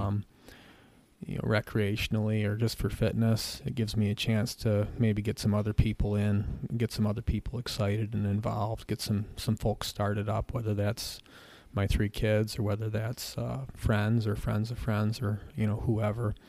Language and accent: English; Gregg, New York, United States; also born or lived in Medina, New York / Lambertville, New Jersey; the place that'll always be home to me, which is the Southwest Adirondacks. I grew up in the town of Gregg